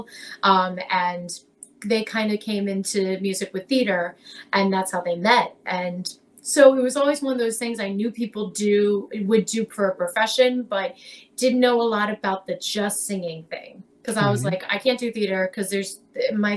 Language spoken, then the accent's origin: English; Lancaster, Pennsylvania, United States; moved away as an adult; now in Philadelphia, United States; I grew up in Lancaster